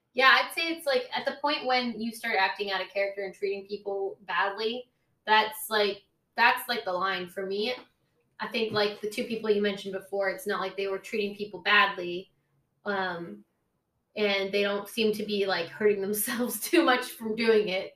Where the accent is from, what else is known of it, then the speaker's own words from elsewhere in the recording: Oakland, California, United States; I'm from Oakland